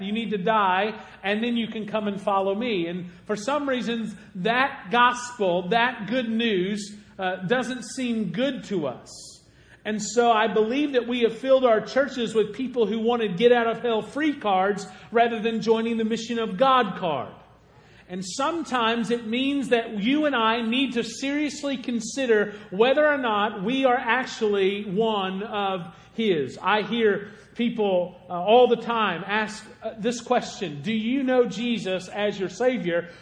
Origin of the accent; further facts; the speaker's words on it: Golconda, Illinois, United States; moved away; also born or lived in Anna, Illinois; I was raised in Golconda, Illinois. It's the reason that I talk the way I talk